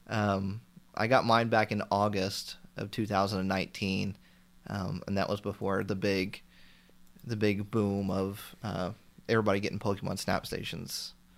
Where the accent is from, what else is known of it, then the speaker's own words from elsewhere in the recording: Indiana, United States; I'm from Indiana, so we have a store called Meijer in our area as well